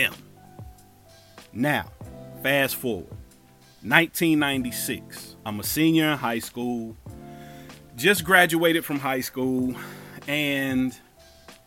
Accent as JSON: {"language": "English", "town": "Cincinnati", "region": "Ohio", "country": "United States", "moved": "as an adult", "said": "I'm from Cincinnati"}